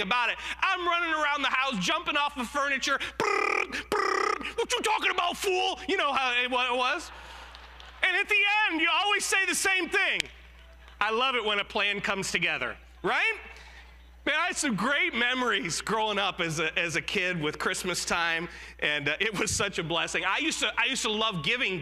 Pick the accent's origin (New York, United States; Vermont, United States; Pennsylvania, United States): New York, United States; Jamestown; I was born in Western New York, a little town called Jamestown, New York, and I lived with my great-grandmother growing up